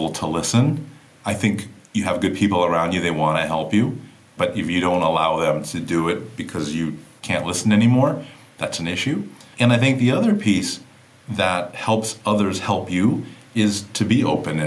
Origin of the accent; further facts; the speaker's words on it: Kauai, Hawaii, United States; I grew up on the island of Kauai, right? I'm from Hawaii.